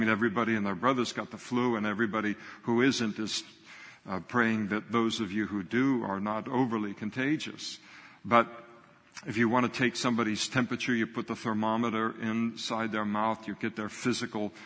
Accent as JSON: {"language": "English", "country": "United States", "tie": "born or raised there", "said": "I grew up in the United States of America"}